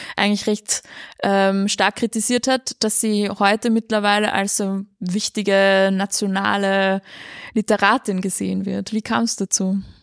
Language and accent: German; Austria; als Österreicherin